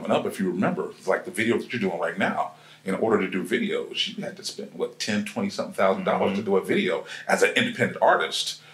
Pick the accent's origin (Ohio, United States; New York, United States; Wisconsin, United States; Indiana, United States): Ohio, United States; now in Atlanta, United States; I'm originally from Ohio. So, of course, you know, we're here in Atlanta.